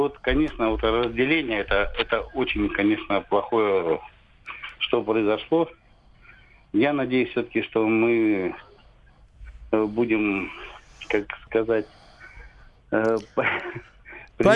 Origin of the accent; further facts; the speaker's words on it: Siberia, Russia; now in Krasnodar, Russia; да нет, мы сибиряки.